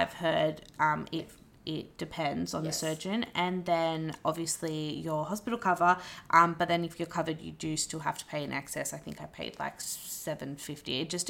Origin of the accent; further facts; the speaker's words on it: Wollongong, New South Wales, Australia; I'm not far from Wollongong. No. I was from Wollongong, so it's fine.